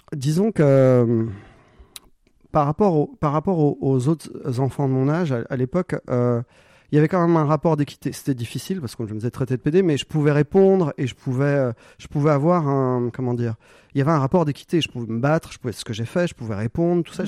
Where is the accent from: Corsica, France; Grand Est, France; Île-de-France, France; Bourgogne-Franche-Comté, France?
Corsica, France; moved away; also born or lived in Paris / Montpellier; je suis corse. je viens d'un petit village de 80 habitants